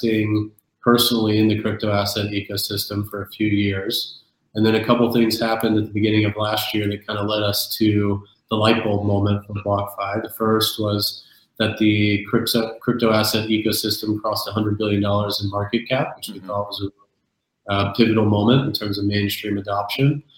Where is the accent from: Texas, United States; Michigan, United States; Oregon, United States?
Texas, United States; South; now in New York, United States; I'm originally from South Texas.